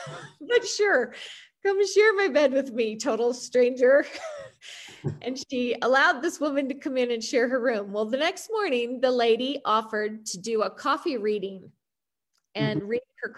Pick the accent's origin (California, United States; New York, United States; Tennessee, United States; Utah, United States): Utah, United States; accent: American; Utah, from Utah.